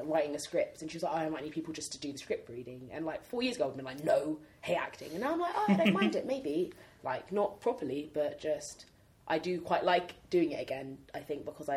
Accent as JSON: {"language": "English", "region": "London", "country": "United Kingdom", "tie": "born or raised there", "also_born_or_lived": "Hackney Wick, London / Camden, London", "said": "all the girls I grew up with in South London"}